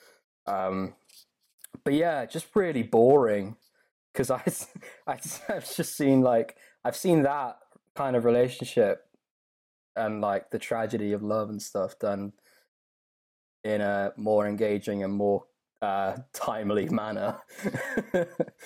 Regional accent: England, United Kingdom; my natural prudish nature as an Englishman.

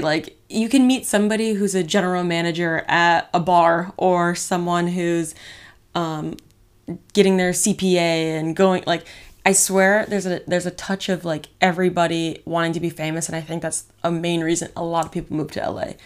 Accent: Michigan, United States; also born or lived in Las Vegas, Nevada / Illinois / Arizona; now in Los Angeles, United States; I moved to Michigan, so I was pretty much raised there my whole life

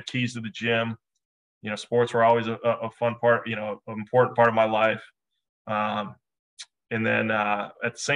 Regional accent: Redwood Falls, Minnesota, United States; I grew up in a small town in southwestern Minnesota, a town of about just short of 6,000 people called Redwood Falls, Minnesota.

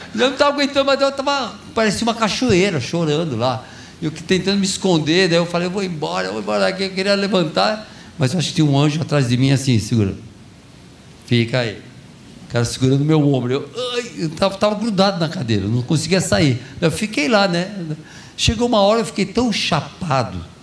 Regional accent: São Paulo, Brazil; also born or lived in Brodowski; Eu nasci em São Paulo, na capital de São Paulo.

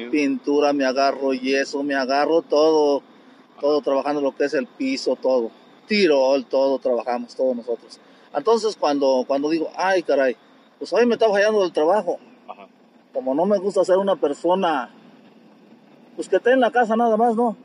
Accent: Querétaro, Mexico; moved away as an adult; also born or lived in Mexico City / Raleigh, North Carolina, United States / Madison, Wisconsin, United States; regresé otra vez aquí a Querétaro.

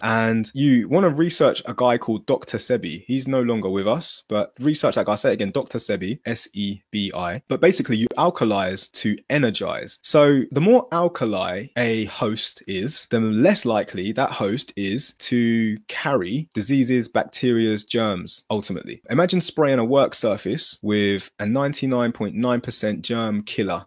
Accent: United Kingdom

